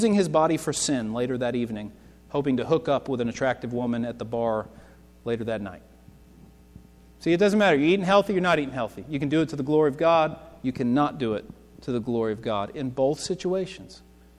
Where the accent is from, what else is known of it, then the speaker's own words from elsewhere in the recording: Lexington, Kentucky, United States; I'm from Lexington. Before I moved here, we lived in Lexington.